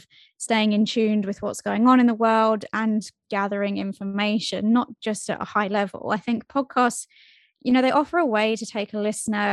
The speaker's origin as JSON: {"language": "English", "region": "London", "country": "United Kingdom", "moved": "as an adult", "lives_now": "Calgary, Canada", "said": "I'm originally from London, UK"}